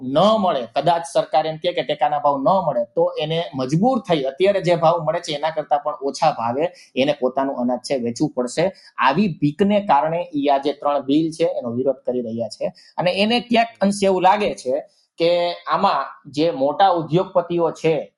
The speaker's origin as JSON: {"language": "Gujarati", "region": "Gujarat", "country": "India", "said": "અમે ગુજરાતથી આવીએ છીએ"}